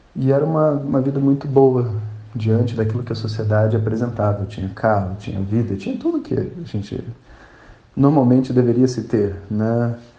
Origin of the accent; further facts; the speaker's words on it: Rio de Janeiro, Brazil; eu sou carioca